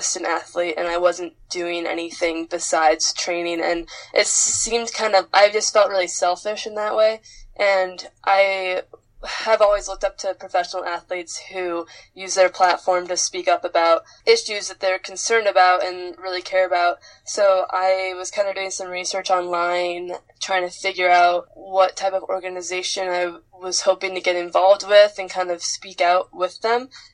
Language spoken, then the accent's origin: English; the Adirondacks, New York, United States; also born or lived in Fort Kent, Maine; when I was little and kind of growing up in the Adirondacks